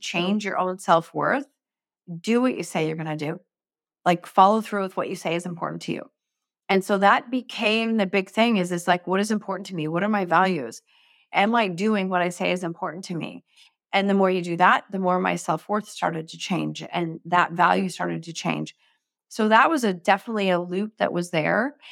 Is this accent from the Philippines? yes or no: no; Canada; I'm from Canada, so we have, like, huge arenas